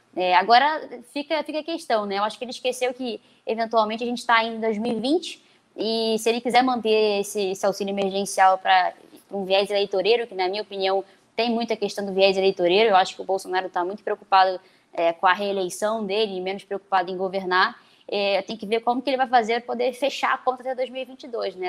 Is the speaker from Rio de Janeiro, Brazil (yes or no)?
yes; Rio de Janeiro, Brazil; eu sou aqui da cidade do Rio de Janeiro